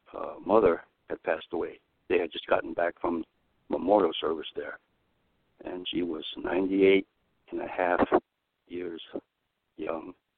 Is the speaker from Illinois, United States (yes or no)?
yes; Chicago, Illinois, United States; now in California, United States; my hometown is Chicago